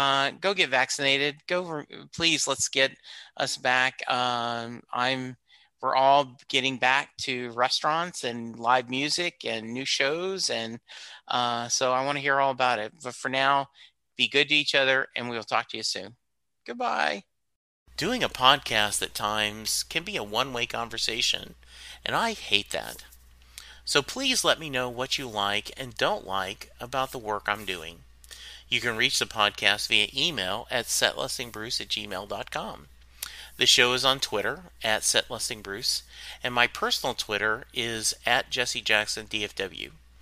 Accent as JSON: {"language": "English", "region": "the South", "country": "United States", "tie": "born or raised there", "said": "because I grew up in the South."}